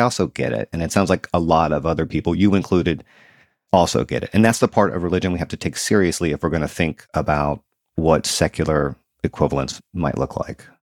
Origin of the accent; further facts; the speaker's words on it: the South, United States; moved away as an adult; I grew up in the South and I moved back here a few years ago.